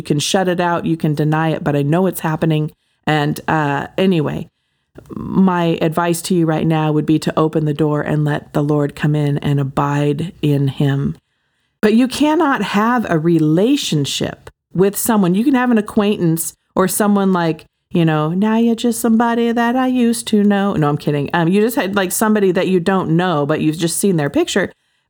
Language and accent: English; Oregon, United States; also born or lived in Hawaii / Southern California; I mean, I'm from Oregon and Hawaii and Southern California, you know, like outdoor all the time.